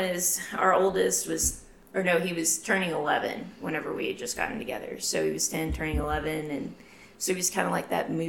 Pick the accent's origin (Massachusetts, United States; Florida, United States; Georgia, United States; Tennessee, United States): Tennessee, United States; Memphis; moved away as an adult; now in Lubbock, United States; I'm originally from Memphis, Tennessee, transplanted to Lubbock in 2015. So I've been here almost 7 years.